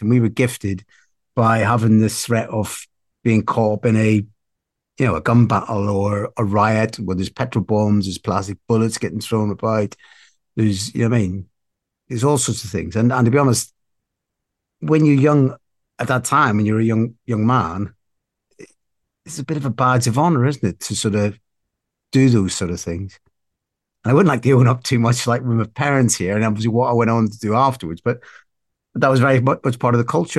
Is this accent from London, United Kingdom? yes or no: no; Belfast, Northern Ireland, United Kingdom; now in South West England, United Kingdom; I grew up in Belfast